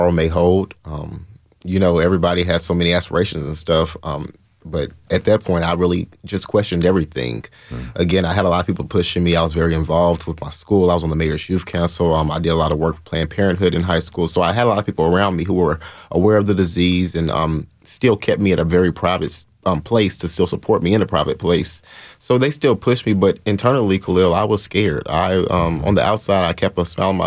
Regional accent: Nashville, Tennessee, United States; I'm born and raised in Nashville

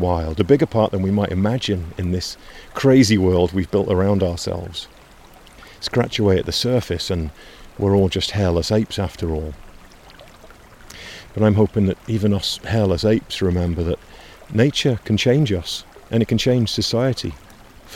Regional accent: Washington, United States; the North Cascade Mountains of my home state in Washington

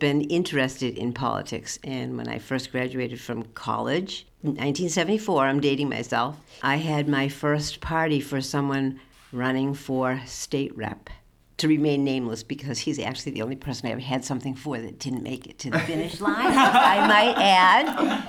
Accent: Needham, Massachusetts, United States; also born or lived in Medfield, Massachusetts; now in Greenfield, United States; I grew up in Needham.

